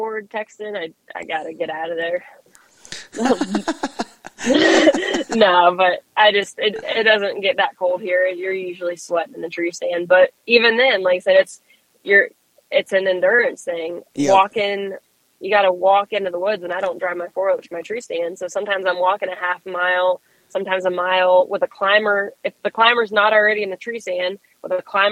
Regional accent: Florida, United States; I'm from Florida.

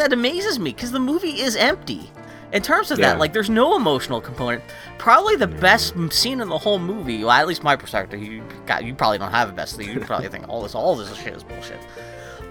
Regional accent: Pittsburgh, Pennsylvania, United States; I grew up in Pittsburgh, Pennsylvania.

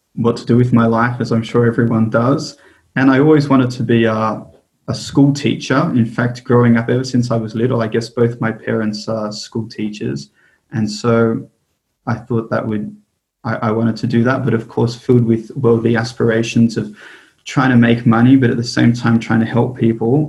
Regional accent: Sydney, New South Wales, Australia; I was born and raised in Sydney

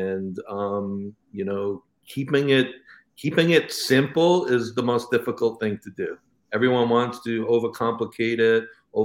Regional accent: New York, United States; growing up in New York, you know, we had the local candy store

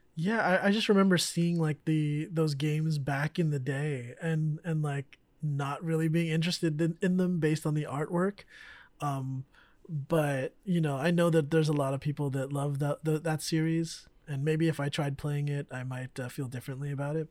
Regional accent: Bay Area, California, United States; growing up in the Bay Area

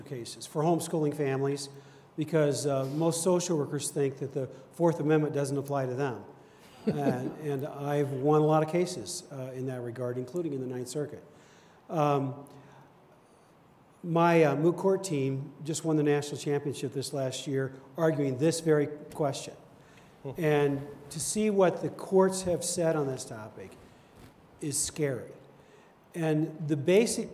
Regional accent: Washington, United States; now in Virginia, United States; I grew up in Washington State

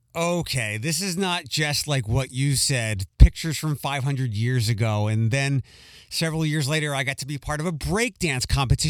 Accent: Philadelphia, Pennsylvania, United States; moved away; I'm originally from Philadelphia.

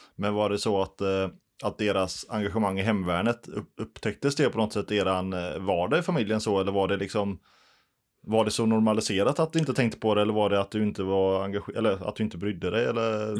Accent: Gothenburg, Västra Götaland, Sweden; now in Bollebygd, Sweden; jag är ju uppvuxen i Göteborg

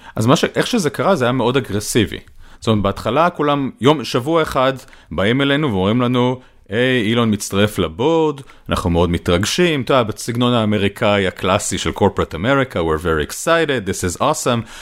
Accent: Israel; אני ישראלי

